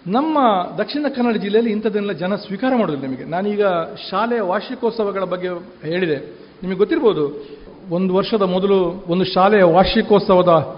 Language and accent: Kannada; Kukke Subramanya, Karnataka, India; ನಾನು ಕುಕ್ಕೆ ಸುಬ್ರಹ್ಮಣ್ಯದವನು ನನ್ನ ಊರಿನಲ್ಲಿ